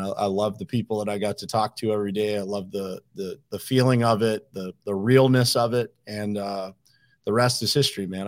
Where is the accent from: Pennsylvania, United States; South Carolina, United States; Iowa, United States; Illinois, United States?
Pennsylvania, United States; Uniontown; moved away as an adult; also born or lived in Pittsburgh / South Florida; born and raised in Uniontown, Pennsylvania, which is a small little city in, uh, southwestern Pennsylvania